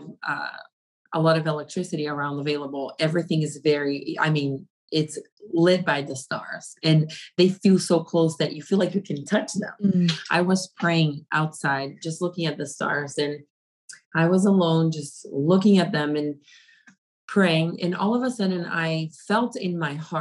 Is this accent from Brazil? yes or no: yes; Brazil; moved away as an adult; also born or lived in Africa; now in United States; I was coming from Brazil, which it is considered a third world country